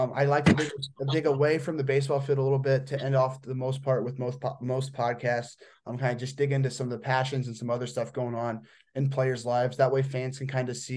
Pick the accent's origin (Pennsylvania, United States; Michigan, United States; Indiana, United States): Indiana, United States; I am from Indiana.